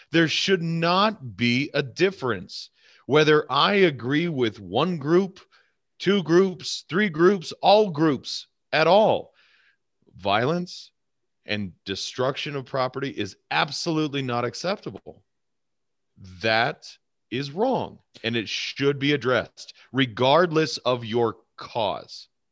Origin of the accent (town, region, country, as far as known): United States